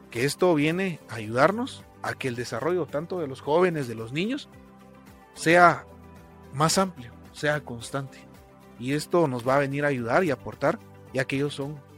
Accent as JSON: {"language": "Spanish", "country": "Guatemala", "said": "Creo que como guatemaltecos, en más de una ocasión nos hemos hecho esta pregunta, ¿para qué sirven los impuestos? En Guatemala, en la actualidad, existen dos clases de impuestos"}